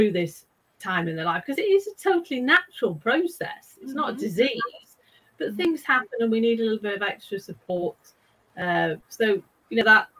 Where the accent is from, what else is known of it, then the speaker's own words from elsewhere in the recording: United Kingdom; now in Stockholm, Sweden; I am actually British